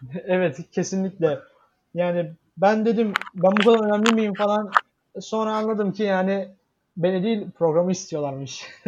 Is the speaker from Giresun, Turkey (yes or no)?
yes; Giresun, Turkey; now in Istanbul, Turkey; Giresun'a gittim e, memleketime.